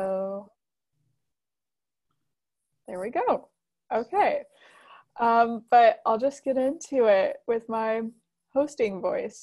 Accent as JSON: {"language": "English", "area": "near Fort Wayne", "region": "Indiana", "country": "United States", "tie": "born or raised there", "said": "Yeah, I'm actually, my hometown is about like 15, 20 minutes from Fort Wayne."}